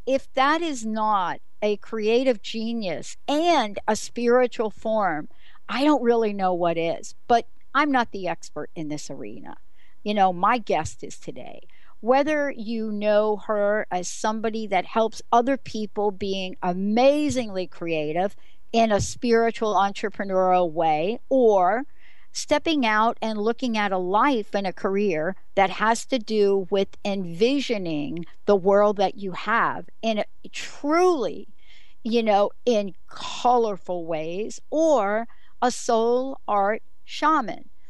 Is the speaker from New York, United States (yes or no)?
yes; New York City, New York, United States; accent: New York; moved away; I'm a girl from New York City.